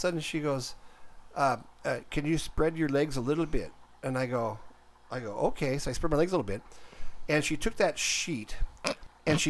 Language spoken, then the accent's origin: English; Minnesota, United States; I'm from Minnesota